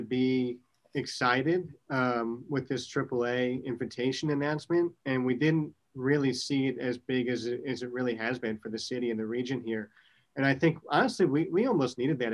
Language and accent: English; United States; now in Jacksonville, United States; We grew up in New York and New Jersey